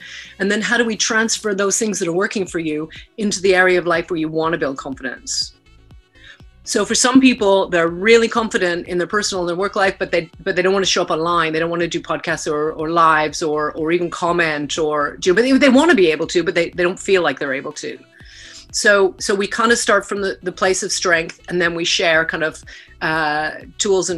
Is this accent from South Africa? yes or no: no; Vancouver, British Columbia, Canada; moved away as an adult; also born or lived in Lethbridge, Alberta; now in United Kingdom; I was born in Lethbridge, Alberta, and grew up in Vancouver. And I live in the UK now